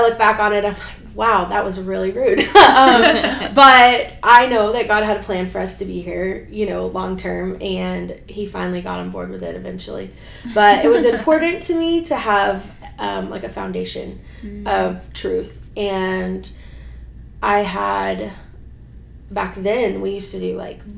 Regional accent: Houston, Texas, United States; I was born and raised in Houston. Been here my whole life

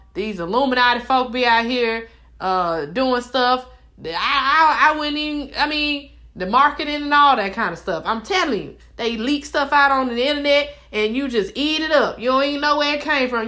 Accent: Mobile, Alabama, United States; I'm from Mobile.

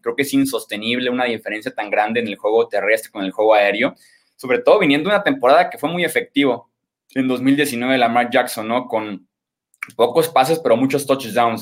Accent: Guadalajara, Jalisco, Mexico; yo soy de aquí de Guadalajara, Jalisco

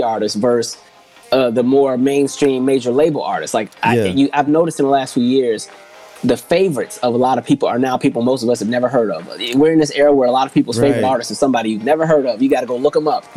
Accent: Seattle, Washington, United States; I'm from Seattle

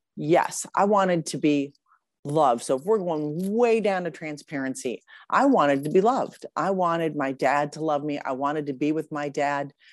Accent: Grosse Pointe, Michigan, United States; born or raised there; moved away as an adult; also born or lived in Boca Raton, Florida; now in Austin, United States

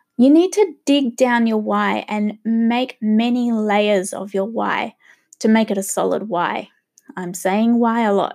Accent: Australia; also born or lived in Sydney, Australia; I am gonna be a true Aussie

